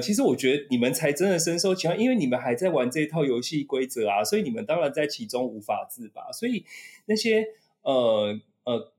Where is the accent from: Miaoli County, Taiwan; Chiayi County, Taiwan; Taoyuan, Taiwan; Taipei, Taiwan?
Taipei, Taiwan; 我老家内湖附近哪边有什么植物